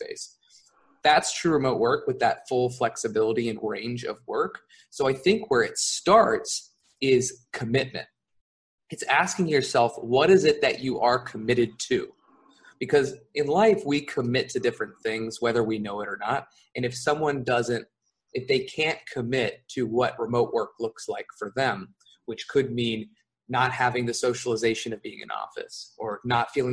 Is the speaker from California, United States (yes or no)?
yes; California, United States; moved away as an adult; now in Playa del Carmen, Mexico; I am an American. I'm from California, but I live in Mexico.